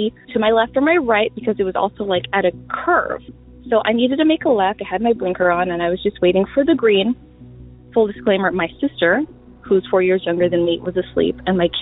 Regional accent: Long Beach, California, United States; I'm from Long Beach, California

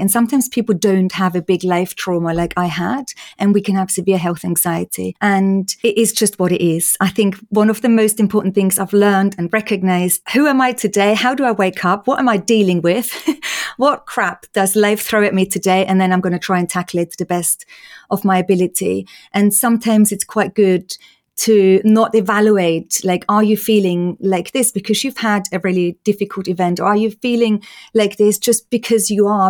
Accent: Austria; moved away; in case people are wondering about my accent. I'm Austrian

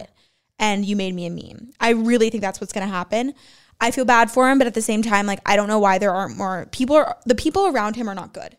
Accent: Los Angeles, California, United States; I'm from L A.

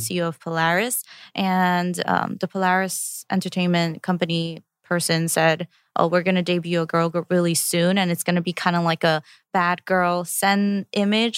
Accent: New York, United States; English is a second language; also born or lived in Korea; I started fourth grade in Queens

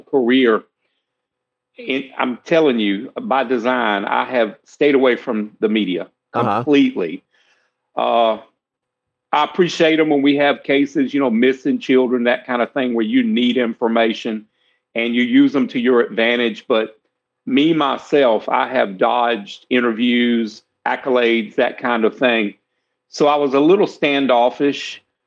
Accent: South Carolina, United States; I'm from South Carolina. Been here my whole life

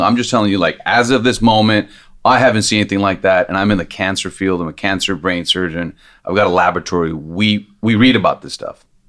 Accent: Los Angeles, California, United States; I grew up here in Los Angeles

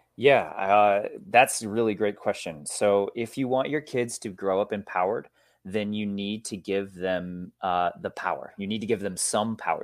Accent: Michigan, United States; also born or lived in Mexico; now in Seattle, United States; I grew up in Michigan. I live now in Seattle, Washington

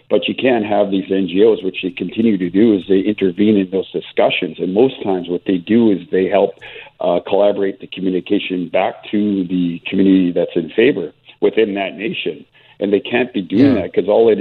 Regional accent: British Columbia, Canada; services that we need as British Columbians

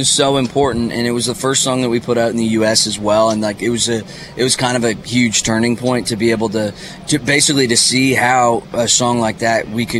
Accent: Canada; moved away as an adult; now in Nashville, United States; I'm Canadian.

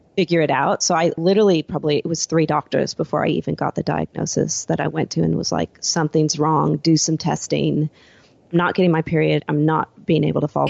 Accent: Seattle, Washington, United States; moved away as an adult; now in Gold Coast, Australia; I'm originally from Seattle

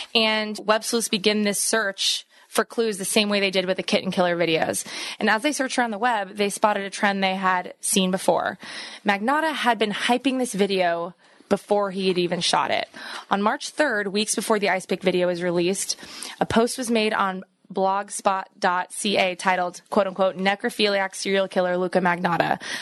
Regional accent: East Coast, United States; I'm from the East Coast.

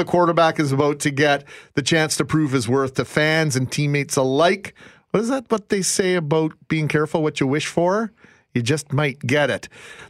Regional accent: Canada; I'm Canadian, I guess.

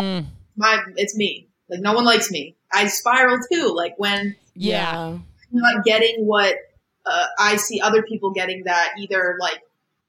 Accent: Boston, Massachusetts, United States; I'm from Boston.

